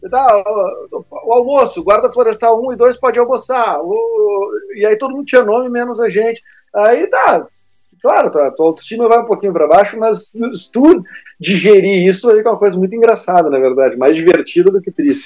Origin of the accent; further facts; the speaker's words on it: Porto Alegre, Rio Grande do Sul, Brazil; accent: porto-alegrense; sou de Porto Alegre.